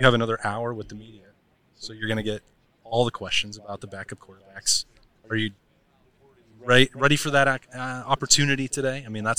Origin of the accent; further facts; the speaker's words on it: Casper, Wyoming, United States; But CNFR is in Casper, my hometown.